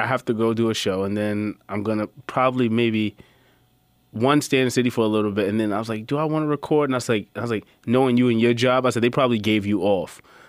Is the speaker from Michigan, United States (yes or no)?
no; New York City, New York, United States; I'm a New Yorker